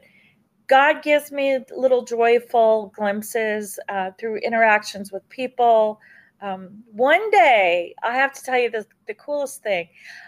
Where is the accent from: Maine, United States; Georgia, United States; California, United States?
California, United States; also born or lived in South Carolina / Germany; My dad was in the Air Force, and I was born in South Carolina, and we moved to Germany for a while, and then we landed in Southern California. And I grew up in the hood.